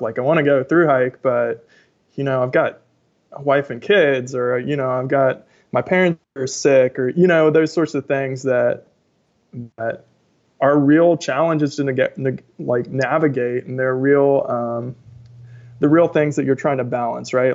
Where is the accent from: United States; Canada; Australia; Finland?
United States; Ohio; moved away as an adult; also born or lived in Kentucky / New Zealand; now in Tacoma, United States; grew up in Ohio, went to college in Kentucky, then moved to New Zealand, and then came to the Pacific Northwest after two years in New Zealand